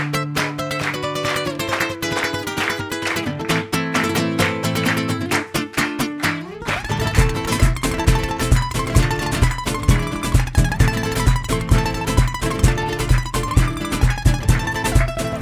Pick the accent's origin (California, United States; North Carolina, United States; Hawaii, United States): Hawaii, United States; Oahu; I am born and raised from the island of Oahu, Hawaii.